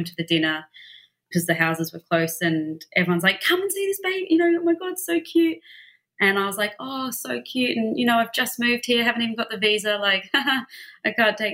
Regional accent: Melbourne, Victoria, Australia; moved away as an adult; also born or lived in London; now in Los Angeles, United States; I grew up in Melbourne, Australia

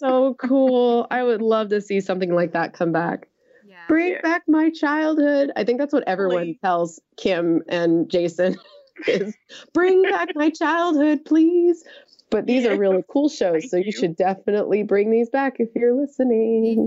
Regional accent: United States; I'm an American

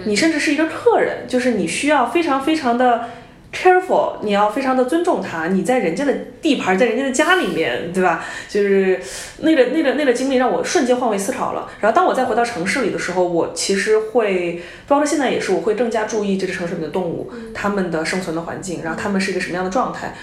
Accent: Hubei, China; now in Beijing, China; 因为我是湖北人嘛

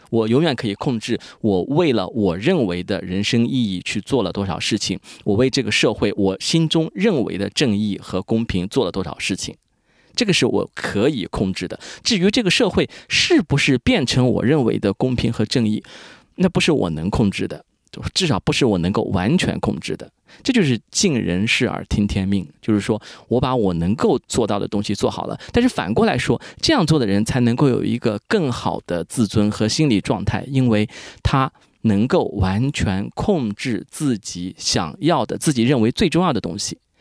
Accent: rural Jiangsu, China; 我从小是在一个可以说中国传统的一个乡土社会长大的，就是一个中国农村嘛，江苏农村。我们知道费孝通的《乡土中国》其实写的就是我们那一大片的那个地方

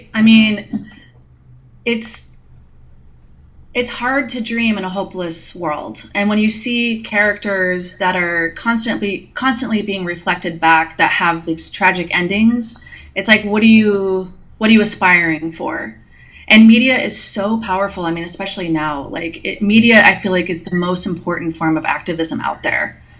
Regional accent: Billings, Montana, United States; I'm from Billings, Montana

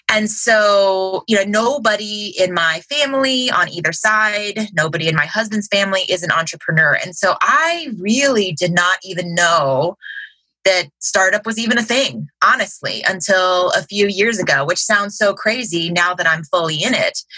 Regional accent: Cincinnati, Ohio, United States; I'm from Cincinnati, Ohio.

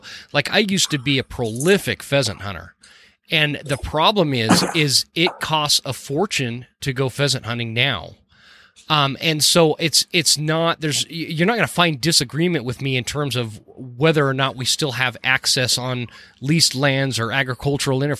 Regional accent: the West, United States; also born or lived in North Carolina; I grew up in the West.

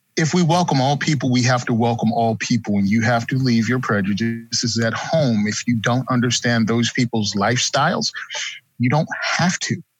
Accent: Virginia, United States; moved away as an adult; now in New Jersey, United States; born and raised in Virginia, moved to New Jersey after I got out

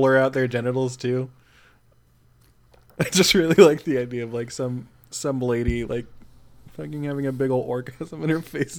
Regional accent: Midwest, United States; Growing up in the Midwest

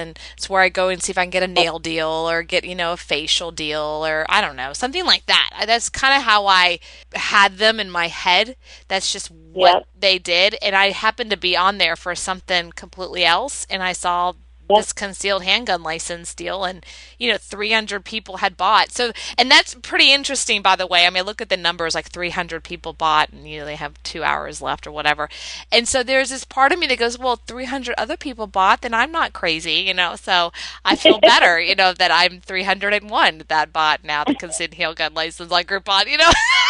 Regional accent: Texas, United States; also born or lived in Florida, United States; Hey, I'm from Florida and Texas my whole life. I've gone back and forth.

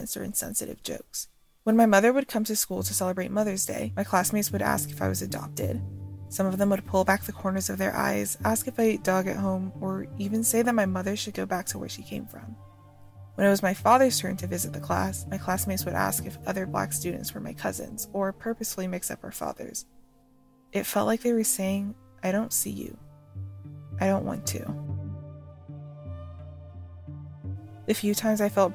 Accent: Georgia, United States; also born or lived in Brooklyn, New York; I went to school in Brooklyn, New York, but my family moved to Georgia before I started kindergarten

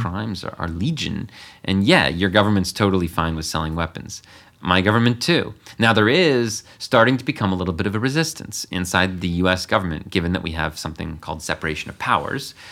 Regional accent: United States; me being American.

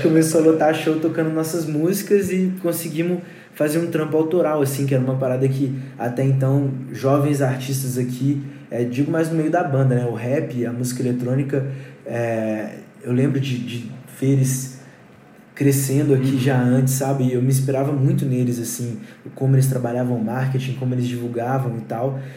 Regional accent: Brumadinho, Minas Gerais, Brazil; eu moro numa casa afastadona, fica no município de Brumadinho e lá eu crio e o nome da banda vem de lá, os integrantes se conheceram lá

